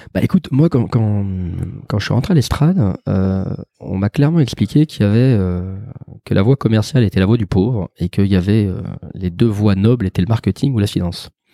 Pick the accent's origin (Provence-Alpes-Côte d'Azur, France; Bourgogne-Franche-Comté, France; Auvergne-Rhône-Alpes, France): Auvergne-Rhône-Alpes, France; Lyon; moved away as an adult; also born or lived in Paris / Perpignan; now in Aix-en-Provence, France; je suis un vrai gonne puisque j'ai grandi à Lyon, que je suis né dans le quartier dans le quartier des, des Brotteaux